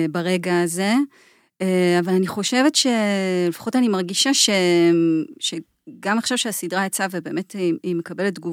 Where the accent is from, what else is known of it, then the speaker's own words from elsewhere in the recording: Israeli periphery, Israel; זאת אומרת, גם רובי וגם אני גדלנו בפריפריה של ישראל, אה, אולי אה, כל אחד גדל במקום שמוגדר אחרת מבחינה חברתית ופוליטית, אבל שנינו גדלנו בפריפריה של ישראל